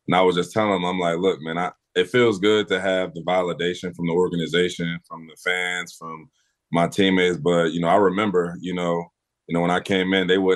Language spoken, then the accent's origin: English; Philadelphia, Pennsylvania, United States; growing up in West Oak Lane